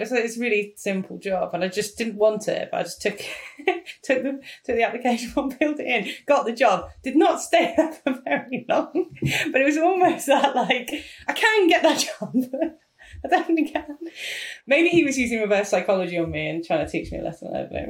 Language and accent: English; United Kingdom; No one wants that. We're British.